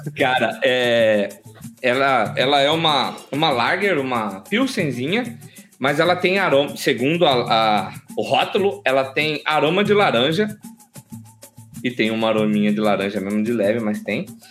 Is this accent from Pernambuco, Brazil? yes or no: no; Alto Araguaia, Mato Grosso, Brazil; lá de Altaraguaia, interior de Mato Grosso, lá de onde eu nasci.